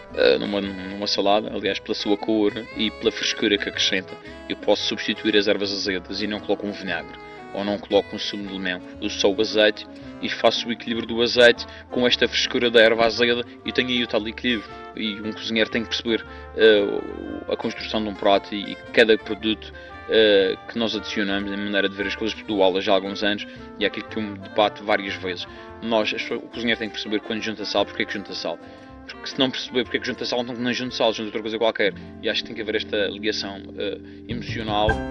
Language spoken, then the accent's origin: Portuguese; Madeira, Portugal; sou madeirense